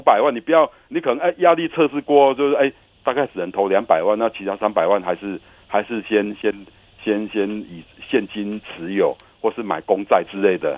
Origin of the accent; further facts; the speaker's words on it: Taiwan; 我们台湾人